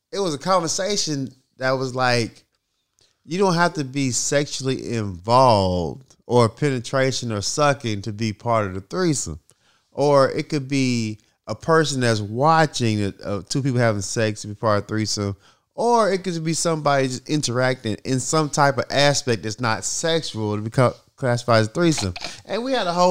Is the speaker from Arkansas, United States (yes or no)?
yes; North Little Rock, Arkansas, United States; I come from North Little Rock